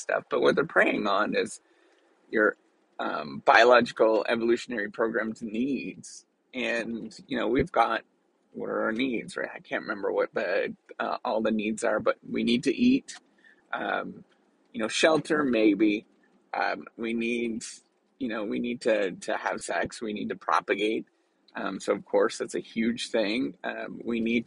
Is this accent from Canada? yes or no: yes; Canada; being Canadian, I tend to be understated